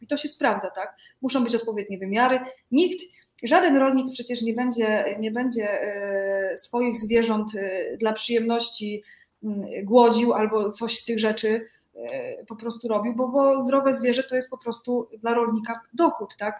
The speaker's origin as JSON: {"language": "Polish", "region": "Greater Poland", "country": "Poland", "said": "Ja pochodzę z Wielkopolski"}